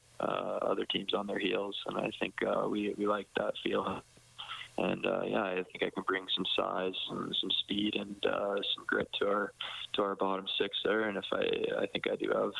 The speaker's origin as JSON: {"language": "English", "town": "Edmonton", "region": "Alberta", "country": "Canada", "tie": "born or raised there", "said": "my hometown"}